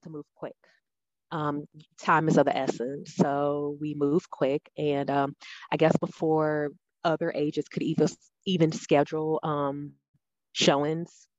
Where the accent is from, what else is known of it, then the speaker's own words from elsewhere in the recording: New Orleans, Louisiana, United States; moved away as an adult; now in Nashville, United States; I'm originally from New Orleans, Louisiana. Um, I've been in Nashville almost four years now